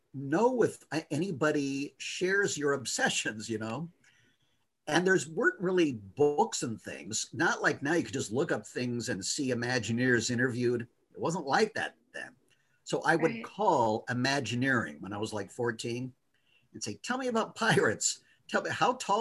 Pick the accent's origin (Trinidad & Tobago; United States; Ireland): United States; Los Angeles, California; I grew up in Los Angeles